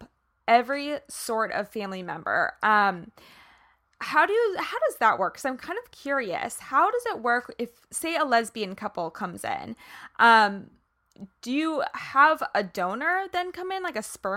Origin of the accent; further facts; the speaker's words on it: Kansas, United States; now in California, United States; I'm from Kansas originally